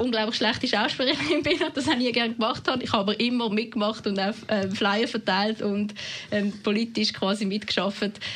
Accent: Winterthur, Zurich, Switzerland; accent: Zurich dialect; also born or lived in Basel-Landschaft; als Neunjährige auf Winterthur kommt, in, im Kanton Zürich, tun man relativ schnell den Dialekt anpassen

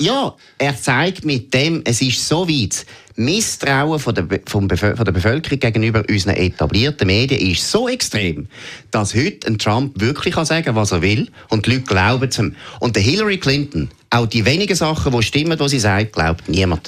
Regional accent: Switzerland; als Schweizer

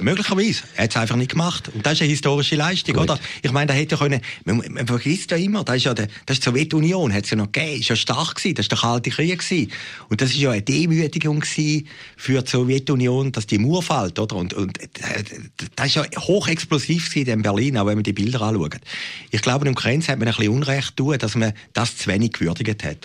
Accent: Switzerland; als Schweizer

